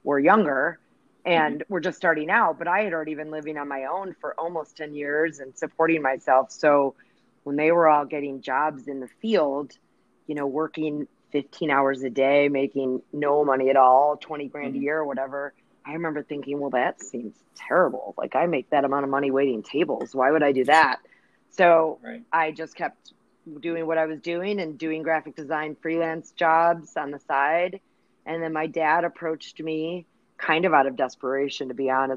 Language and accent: English; Chicago, Illinois, United States; Born, raised in Chicago, where I still live. I've never left